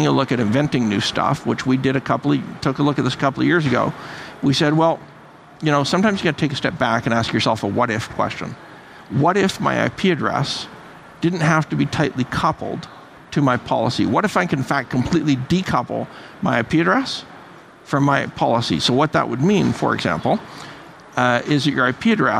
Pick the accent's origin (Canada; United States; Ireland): Canada; I'm half Irish, half Russian, Canadian.